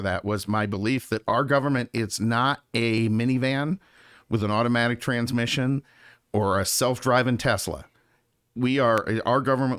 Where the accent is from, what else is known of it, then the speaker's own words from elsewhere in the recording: Lake Placid, New York, United States; now in Phoenix, United States; I say New York, and everyone thinks glass towers and all that, but I'm from far upstate New York. So we were outside of Lake Placid, New York.